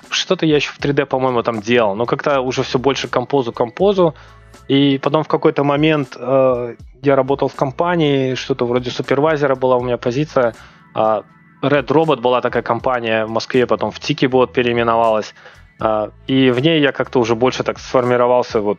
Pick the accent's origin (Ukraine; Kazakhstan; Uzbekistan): Uzbekistan; Ну, а, я, двух... я родом с Узбекистана.